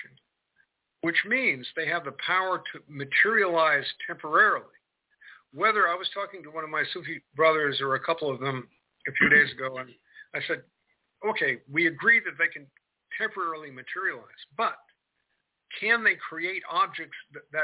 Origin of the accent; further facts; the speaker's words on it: Marin County, California, United States; now in Kentucky, United States; So I'm in Kentucky right now, but I grew up in Marin County, California